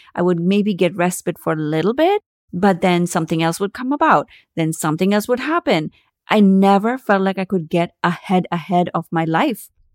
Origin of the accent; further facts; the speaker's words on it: India; I grew up in India